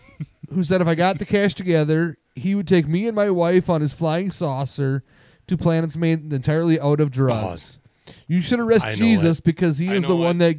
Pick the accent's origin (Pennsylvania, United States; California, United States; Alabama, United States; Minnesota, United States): Minnesota, United States; accent: Minnesota